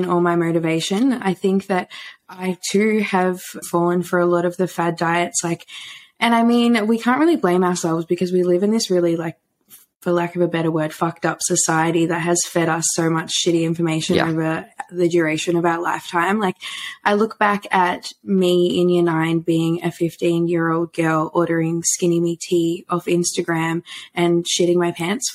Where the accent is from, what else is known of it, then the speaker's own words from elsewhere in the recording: Warragul, Victoria, Australia; moved away as an adult; also born or lived in Melbourne, Australia; now in Brisbane, Australia; born and bred in Warrigal, where I lived for most of my life.